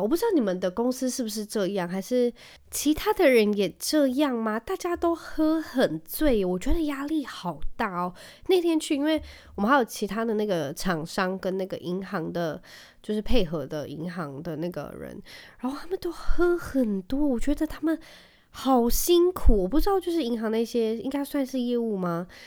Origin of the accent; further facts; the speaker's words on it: Taiwan; 我在台湾长大